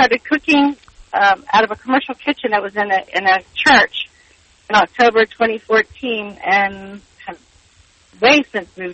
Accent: Pass Christian, Mississippi, United States; moved away as an adult; also born or lived in New York, United States; I'm from Past Christian, Mississippi originally

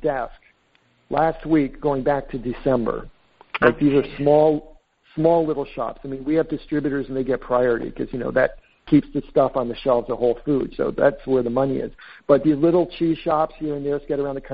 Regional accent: East Coast, United States; moved away as an adult; now in San Francisco, United States; I grew up in the East Coast

